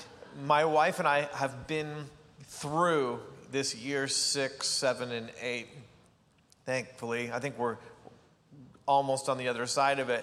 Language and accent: English; Canada; I grew up in small town Canada